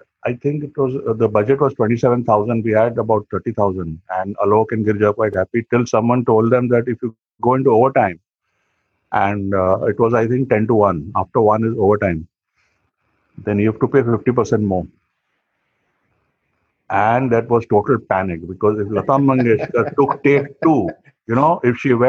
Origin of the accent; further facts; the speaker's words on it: Varanasi, Uttar Pradesh, India; I'm from Banaras